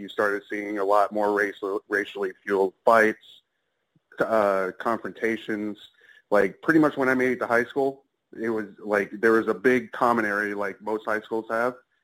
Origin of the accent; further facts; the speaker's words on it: metro Atlanta, Georgia, United States; I'm out of Atlanta, Georgia. Grew up there